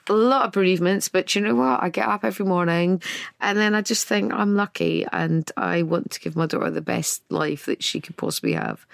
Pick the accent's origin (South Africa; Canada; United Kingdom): United Kingdom; Scotland; I'm Scottish.